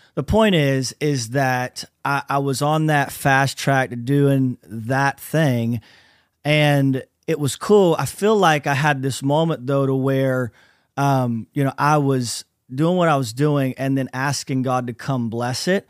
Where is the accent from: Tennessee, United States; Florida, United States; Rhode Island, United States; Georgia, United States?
Florida, United States; Lakeland; we're from Central Florida, so I'm in a little city called Lakeland, Florida